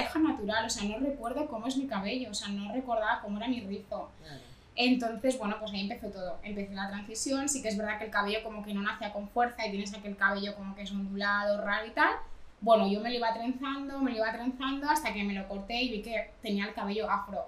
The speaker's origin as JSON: {"language": "Spanish", "country": "Dominican Republic", "moved": "yes", "lives_now": "Barcelona, Spain", "said": "como buena dominicana"}